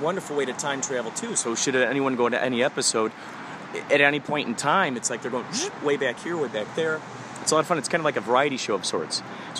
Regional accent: Chicago, Illinois, United States; now in Los Angeles, United States; Originally Chicago.

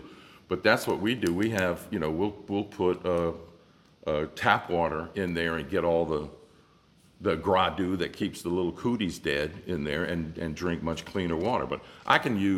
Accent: Gonzales, Louisiana, United States; I don't live on the North Shore, but I grew up in Gonzales

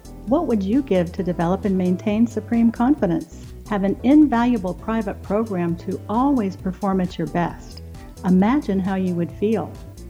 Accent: Midwest, United States; now in California, United States; I grew up in the Midwest where tornadoes are to be feared.

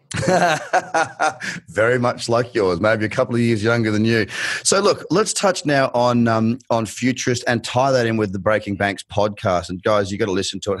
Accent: Australia; accent: thickest Australian; moved away; you've got the thickest Australian accent

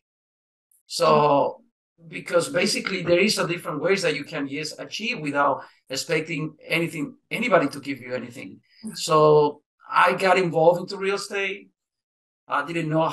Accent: Nicaragua; also born or lived in Costa Rica; now in United States; I'm from Nicaragua

